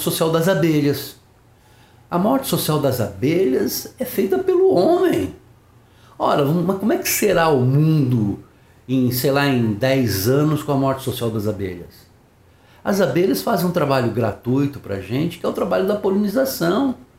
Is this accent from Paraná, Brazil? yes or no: yes; Paraná, Brazil; Eu sou, sou paranaense